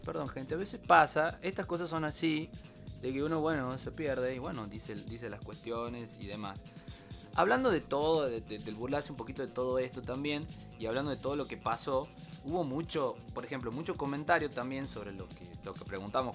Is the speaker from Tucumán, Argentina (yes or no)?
yes; Tucumán, Argentina; Somos tucumanos